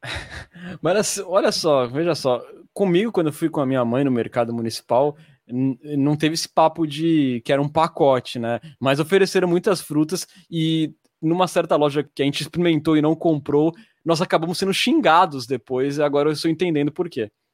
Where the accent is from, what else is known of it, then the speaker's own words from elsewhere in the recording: Santos, São Paulo, Brazil; sou de Santos